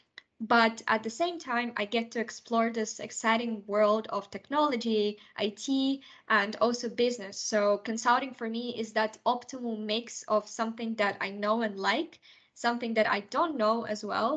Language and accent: English; Kazakhstan; also born or lived in United Kingdom; now in Luxembourg; I was born in Kazakhstan in Central Asia, and I lived in the UK for the duration of 6 years before moving to Luxembourg